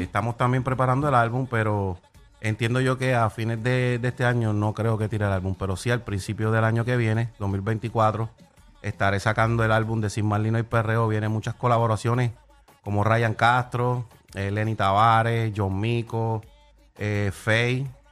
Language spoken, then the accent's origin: Spanish; Puerto Rico; estoy en mi tierra